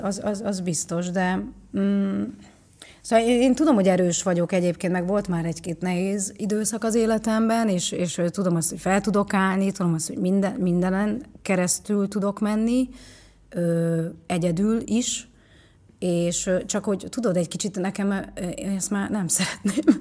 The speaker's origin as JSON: {"language": "Hungarian", "town": "Pécs", "region": "Baranya", "country": "Hungary", "tie": "born or raised there", "also_born_or_lived": "Nagykanizsa, Zala, Hungary", "said": "Pécsre költöztünk mi is"}